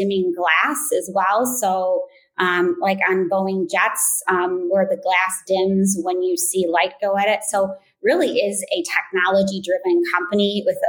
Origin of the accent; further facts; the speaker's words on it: St. Joseph, Michigan, United States; also born or lived in Ann Arbor / Kalamazoo; I grew up in St. Joe. I went to the Catholic school there.